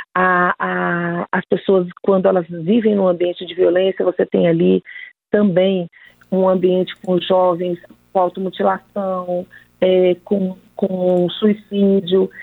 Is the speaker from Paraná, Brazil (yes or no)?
no; Federal District, Brazil; nós somos aqui do Distrito Federal